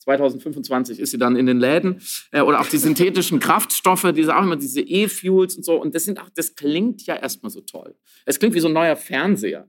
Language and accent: German; Germany; bei uns in Deutschland